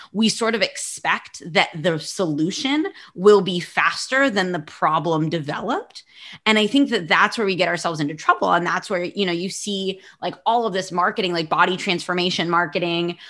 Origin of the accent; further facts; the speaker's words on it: United States; moved away as an adult; now in Barcelona, Spain; I'm American, but I live in Barcelona